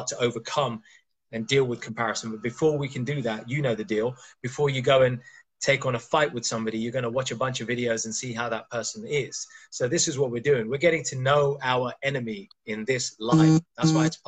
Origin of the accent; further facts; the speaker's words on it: India; I'm Indian